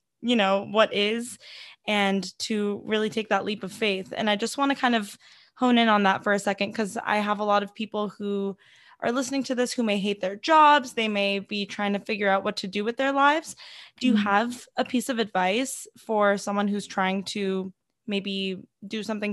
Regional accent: California, United States; also grew up in California and I had similar parents, immigrants

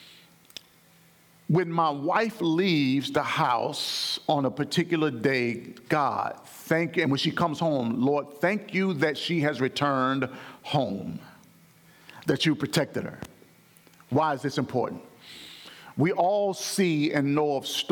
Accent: Alabama, United States; my home church growing up in Alabama

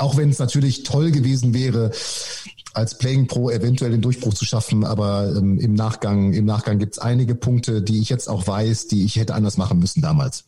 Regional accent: Münster, North Rhine-Westphalia, Germany; ich komme ursprünglich aus Münster

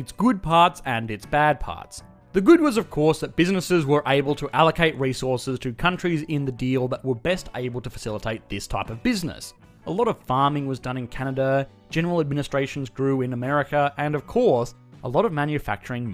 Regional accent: Australia; I, as an Australian

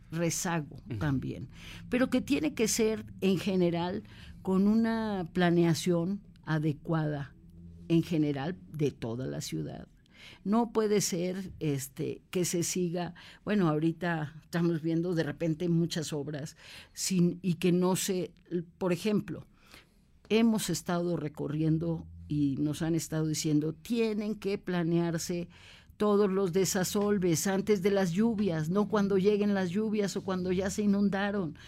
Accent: Puebla, Mexico; also born or lived in Mexico City; Yo soy poblana, poblana, orgullosa además poblana.

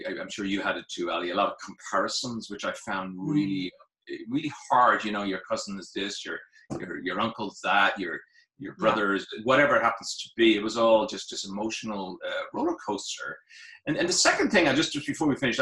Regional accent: Dublin, Leinster, Ireland; moved away as an adult; now in United States; I am from Ireland. I was born in Dublin, the only place in Ireland, really. I'm just kidding. Born in Churchtown in Dublin.

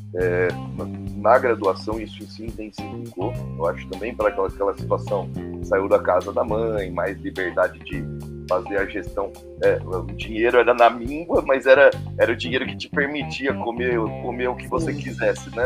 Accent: Santo André, São Paulo, Brazil; moved away as an adult; now in Botucatu, Brazil; eu sou nascido em Santo André, né? ali na, na Grande São Paulo, né? No ABC Paulista.

